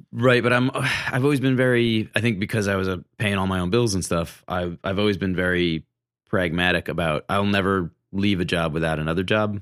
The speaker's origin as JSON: {"language": "English", "region": "Massachusetts", "country": "United States", "tie": "born or raised there", "moved": "as an adult", "lives_now": "Brooklyn, United States", "said": "I grew up in Massachusetts, but my dad was from Brooklyn"}